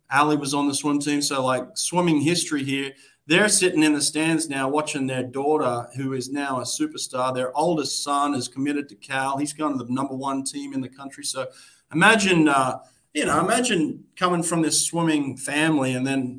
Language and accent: English; Australia; moved away as an adult; also born or lived in United States; now in Boston, United States